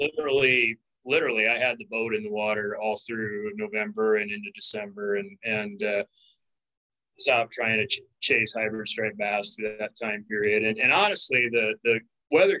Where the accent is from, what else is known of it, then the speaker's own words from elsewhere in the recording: Northwest Iowa, United States; also born or lived in Texas / Missouri / South Dakota; I grew up in Northwest Iowa, I've been an Iowa resident most of my life